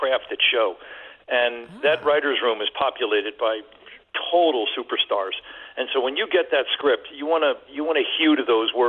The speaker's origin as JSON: {"language": "English", "town": "New York City", "region": "New York", "country": "United States", "tie": "born or raised there", "moved": "yes", "lives_now": "Malibu, United States", "said": "I grew up in the West Village"}